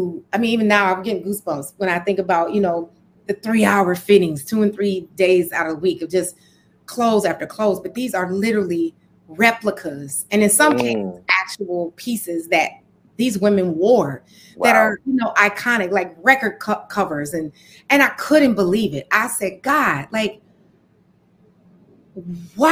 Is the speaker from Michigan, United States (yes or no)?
yes; Detroit, Michigan, United States; moved away as an adult; growing up in Detroit, in that era, I was born in the 70s